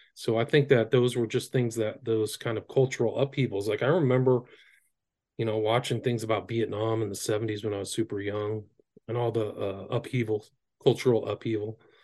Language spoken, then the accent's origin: English; Northern California, United States; I grew up in Northern California.